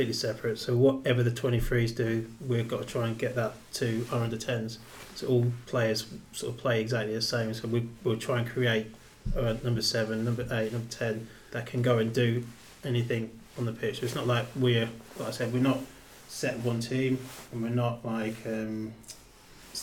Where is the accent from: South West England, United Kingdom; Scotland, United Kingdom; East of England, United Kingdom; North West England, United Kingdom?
East of England, United Kingdom; Peterborough; I grew up in Peterborough